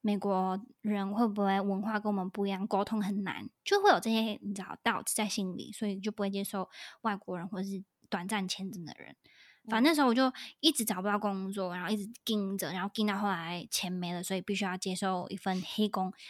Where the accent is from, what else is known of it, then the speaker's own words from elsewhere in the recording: Australia; 因为是呃我是澳洲人，是我第一可能是我第一个讲话的澳洲人吧，其实，